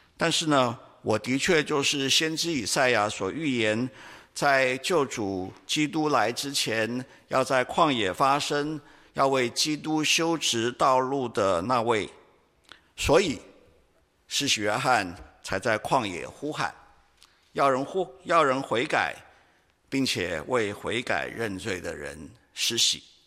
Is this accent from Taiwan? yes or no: yes; Taiwan; 我们台湾人